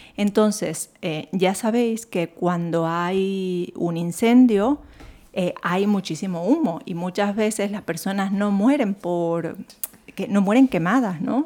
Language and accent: Spanish; Santo Domingo de los Tsáchilas, Ecuador; now in Madrid, Spain; la zona donde yo nací, Santo Domingo de los Áchilas, la, toda la provincia